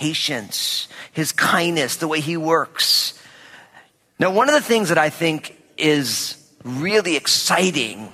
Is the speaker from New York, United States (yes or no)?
no; New Jersey, United States; I'm from New Jersey